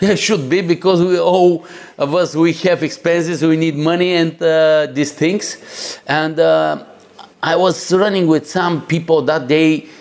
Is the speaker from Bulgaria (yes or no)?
yes; Bulgaria; I'm coming from Bulgaria, guys. it is a very nice, beautiful country